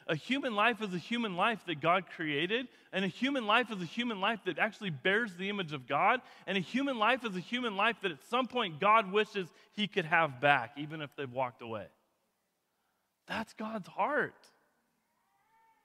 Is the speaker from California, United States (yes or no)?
no; Kootenai County, Idaho, United States; growing up in Kootenai County, this was always like a lower class community.